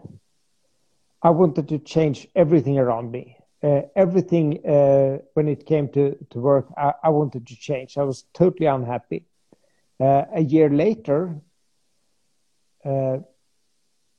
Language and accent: English; Sweden; I'm absolutely from Sweden